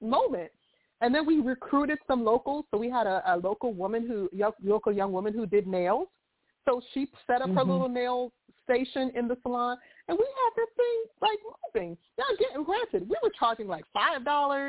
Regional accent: Jamaica; moved away; also born or lived in Nashville, Tennessee / New York City; I am a Jamaican

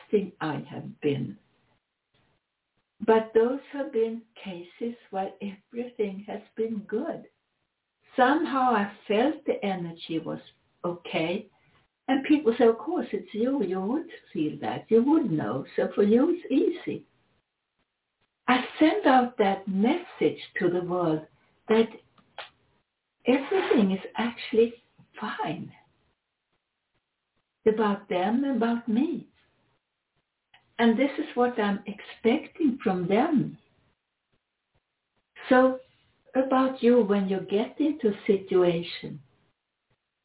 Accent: Sweden; accent: Swedish; English is a second language; my Swedish accent

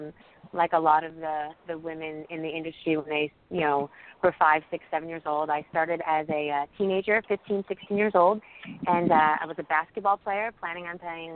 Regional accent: New Jersey, United States; also born or lived in Mobile, Alabama; I'm from New Jersey

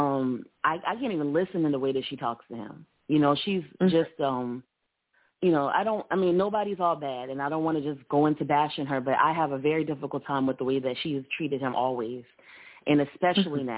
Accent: Charleston, South Carolina, United States; now in Columbia, United States; I'm from Charleston, and that's where my parents still live

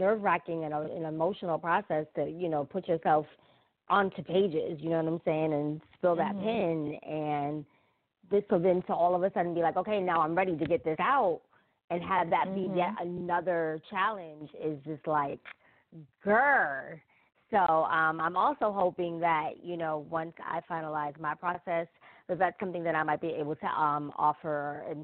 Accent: New York, United States; now in North Carolina, United States; I'm from New York, right? So we have a completely different school system and setup kind of there.

